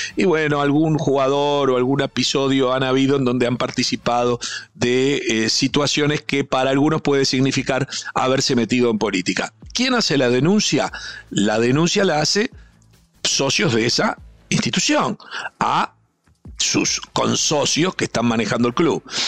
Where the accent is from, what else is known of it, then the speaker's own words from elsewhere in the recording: Uruguay; como muchos uruguayos somos multiempleo y tenemos varios trabajos